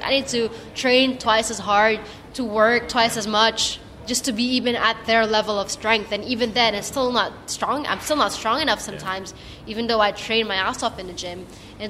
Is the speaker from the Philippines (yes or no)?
yes; Philippines; because I'm Filipino, I'm quite short.